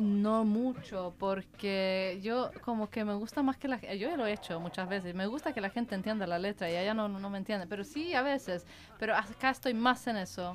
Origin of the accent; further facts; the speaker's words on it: Sweden; Spanish is a second language; De Suecia soy